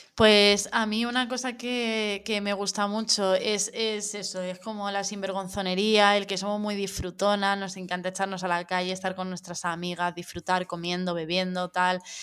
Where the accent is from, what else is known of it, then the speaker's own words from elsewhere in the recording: Madrid, Community of Madrid, Spain; now in Barcelona, Spain; y ahora que vivo en Barcelona y tal, el, soy de Madrid